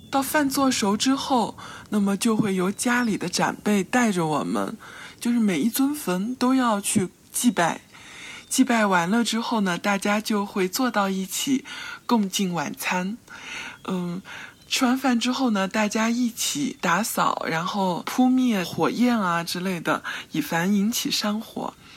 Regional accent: Dayao County, Chuxiong Yi Autonomous Prefecture, Yunnan, China; 我的家乡在楚雄彝族自治州大阳县下面的一个小镇，在我们老家那儿有一个风俗。

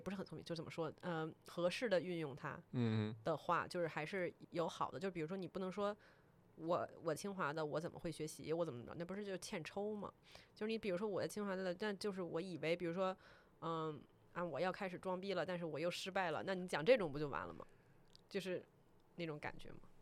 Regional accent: Taiwan; moved away; 我是一个台湾人

